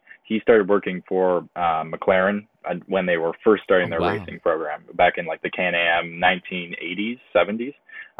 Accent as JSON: {"language": "English", "town": "Mount Albert", "region": "Ontario", "country": "Canada", "said": "I'm from Mount Albert, Ontario. So just east of Newmarket. So a little bit north of Toronto"}